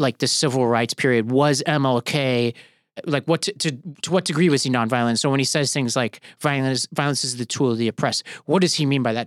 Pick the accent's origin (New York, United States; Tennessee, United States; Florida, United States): New York, United States; New York City; where I grew up in Staten Island